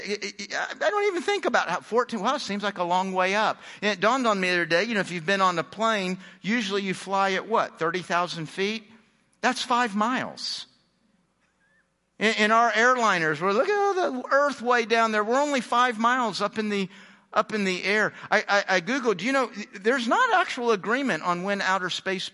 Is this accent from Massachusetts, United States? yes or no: no; Houston, Texas, United States; also born or lived in Phoenix / Dallas; I was born in Phoenix. I grew up in Houston. I've lived in Dallas.